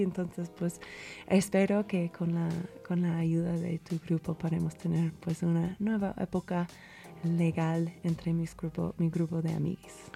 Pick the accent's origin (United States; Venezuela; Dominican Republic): United States; Spanish is a second language; moved away as an adult; now in Mexico; en los Estados Unidos, mi país natal